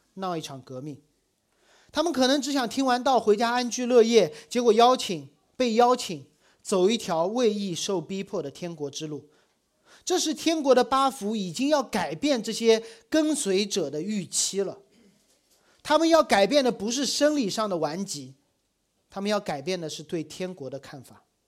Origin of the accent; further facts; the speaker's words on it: Shanghai, China; 我小时候在上海，我住在大学的校园里，那时候的上海还没有很多的外国人来